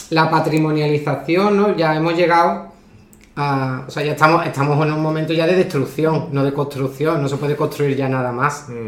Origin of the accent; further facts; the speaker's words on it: Andalusia, Spain; accent: Andalusian; yo hablo andaluz